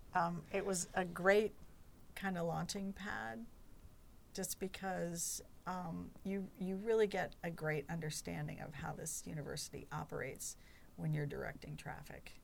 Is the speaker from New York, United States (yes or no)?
no; Chapel Hill, North Carolina, United States; I grew up in Chapel Hill